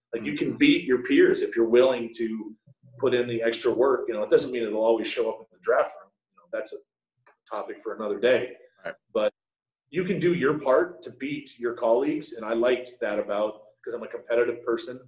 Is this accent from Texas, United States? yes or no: no; Connecticut, United States; I'm from Connecticut